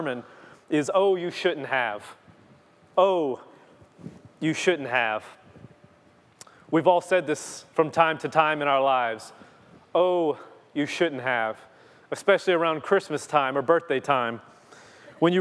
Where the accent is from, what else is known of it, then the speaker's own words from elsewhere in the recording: Louisiana, United States; I'm from Louisiana